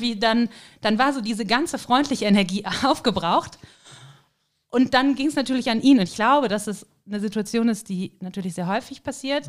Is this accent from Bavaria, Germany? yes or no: no; Cologne, North Rhine-Westphalia, Germany; moved away as an adult; also born or lived in Hamburg / Kiel; now in St. Johann in Tirol, Austria; Und natürlich komme ich ja eben aus dem Rheinland, aus Köln.